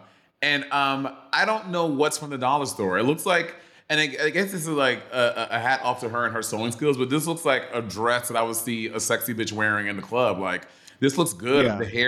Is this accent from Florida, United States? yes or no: no; New York City, New York, United States; also born or lived in Atlanta / St. Lucia / New Jersey; I'm from New York City.